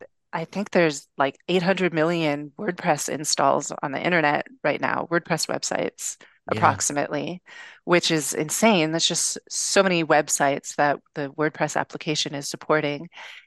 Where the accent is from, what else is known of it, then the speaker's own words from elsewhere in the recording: Venice Beach, California, United States; But I grew up in Venice Beach, which is probably one of the most liberal parts of the planet